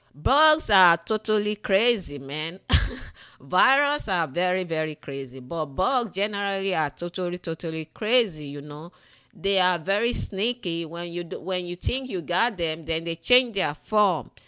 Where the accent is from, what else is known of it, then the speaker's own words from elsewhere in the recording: Nigeria; moved away; Growing up in the western part of Africa, in Nigeria, I grew up in Nigeria